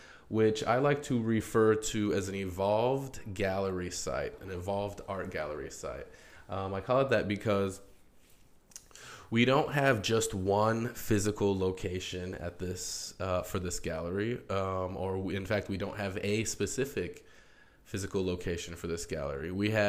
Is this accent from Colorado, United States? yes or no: no; Albuquerque, New Mexico, United States; I'm originally from Albuquerque, New Mexico, but I have lived as something of a nomadic artist.